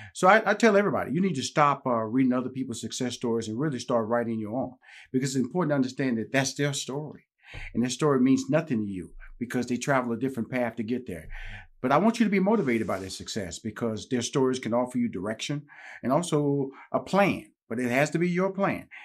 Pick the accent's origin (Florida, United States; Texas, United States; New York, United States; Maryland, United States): Texas, United States; Houston; I grew up in Houston, Texas